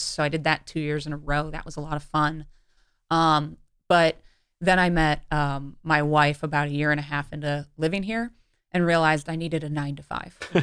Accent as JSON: {"language": "English", "town": "Cleveland", "region": "Ohio", "country": "United States", "tie": "born or raised there", "said": "I grew up in Cleveland, Ohio"}